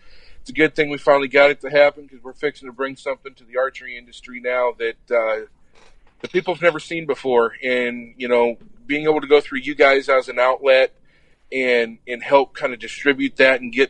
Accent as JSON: {"language": "English", "town": "Apache Junction", "region": "Arizona", "country": "United States", "tie": "born or raised there", "said": "Born and raised in Apache Junction, Arizona"}